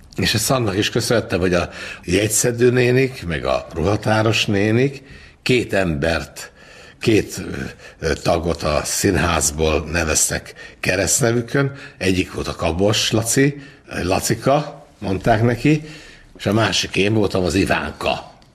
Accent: Budapest, Hungary; ahol felnőttem az Andrássy úton

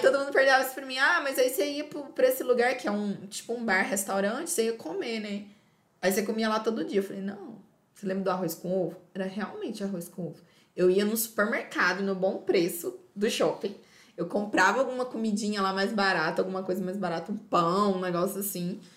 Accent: Minas Gerais, Brazil; moved away as an adult; also born or lived in Euclides da Cunha, Bahia; now in Feira de Santana, Brazil; A gente é mineiro, gente. A única coisa que não tem Minas é o quê? praia, é mar

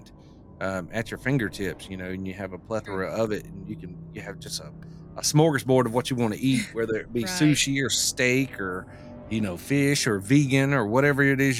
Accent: the South, United States; growing up in the South

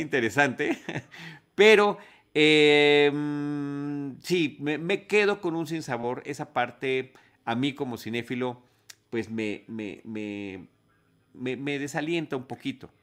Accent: Mexico; somos mexicanos

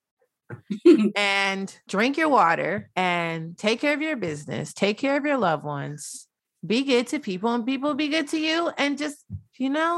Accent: United States; I'm still an American

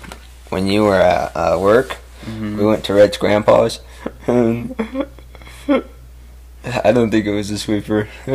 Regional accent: California, United States; I'm a Californian, Steve-O, and a surfer mixed.

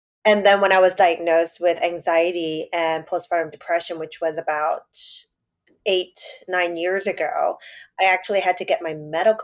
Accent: New York City, New York, United States; I grew up in Chinatown. And now I live in Lower East Side

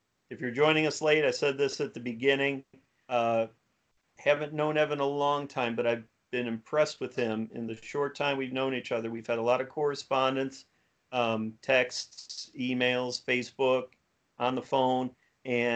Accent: Cleveland, Ohio, United States; now in Houston, United States; I'm from Cleveland, Ohio originally

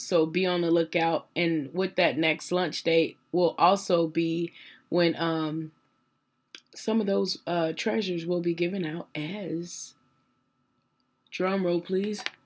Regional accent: Phoenix, Arizona, United States; I was born and raised in South Phoenix, Arizona

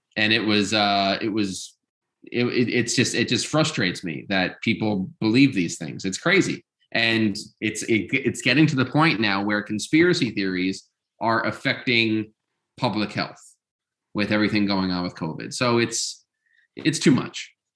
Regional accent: Long Island, New York, United States; I grew up in New York, uh, but on Long Island

